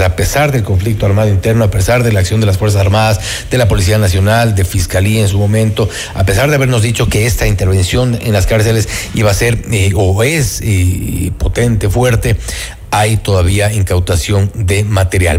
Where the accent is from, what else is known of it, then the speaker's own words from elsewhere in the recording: Ecuador; los ecuatorianos asumamos la responsabilidad